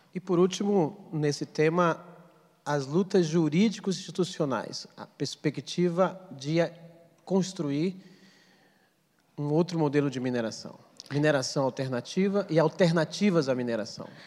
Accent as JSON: {"language": "Portuguese", "area": "Amazon", "region": "Pará", "country": "Brazil", "tie": "born or raised there", "said": "eu sou amazônida, nasci no estado do Pará"}